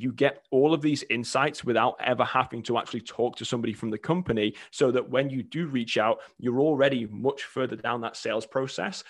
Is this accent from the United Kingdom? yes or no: yes; England, United Kingdom; moved away as an adult; now in United States; I'm originally from England, came over at eighteen to play college soccer